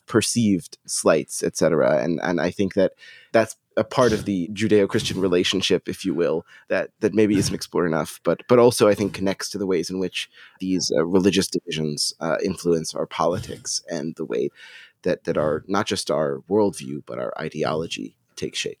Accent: United States; me as an American Jew

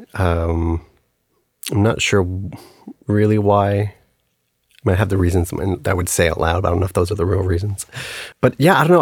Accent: El Paso, Texas, United States; moved away as an adult; I grew up in El Paso and lived there up until I went away to undergrad

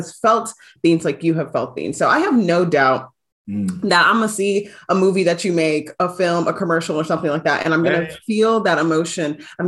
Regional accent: United States; I know like being Nigerian American, like my parents want me to be set up to provide for myself.

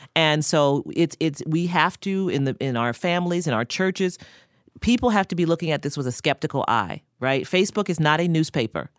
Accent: New York City, New York, United States; we're both from Queens

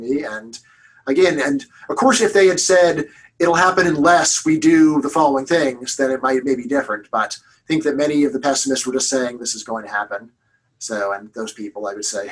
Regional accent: Los Angeles, California, United States; I'm from Los Angeles

